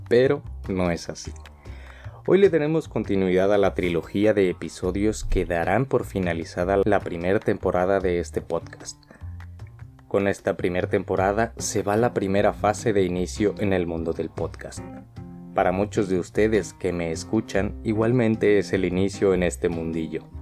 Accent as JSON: {"language": "Spanish", "country": "Mexico", "moved": "yes", "lives_now": "Spain", "said": "como ya saben soy mexicano, un mexicano que vive en España."}